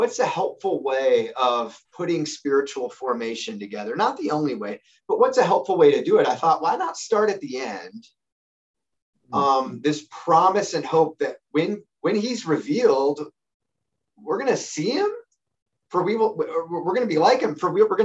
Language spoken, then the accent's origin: English; United States; I'm an American